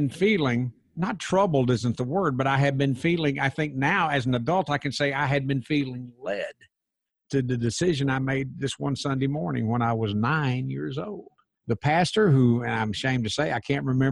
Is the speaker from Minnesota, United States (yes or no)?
no; Crossville, Tennessee, United States; my hometown of Crossville, Tennessee